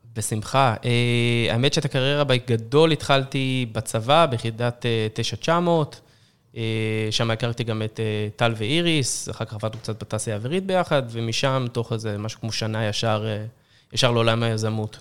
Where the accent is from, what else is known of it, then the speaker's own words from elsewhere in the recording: Israel; עם כל היכולת שלנו כישראלים